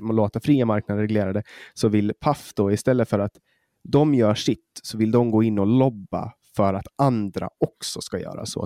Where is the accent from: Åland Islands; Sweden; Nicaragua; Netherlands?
Åland Islands; vi har på Åland, har vi hemma på Åland